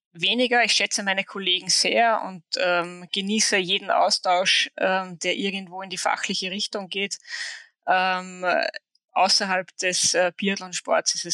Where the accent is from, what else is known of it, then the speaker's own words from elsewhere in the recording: Hochfilzen, Tyrol, Austria; Hochfilzen wäre naheliegend, weil es einfach mein Heimatort ist